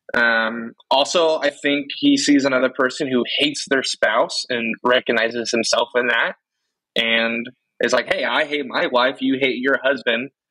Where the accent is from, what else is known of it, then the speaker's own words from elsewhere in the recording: West Coast, United States; I'm the only true West Coaster. I've never lived in the East Coast time zone.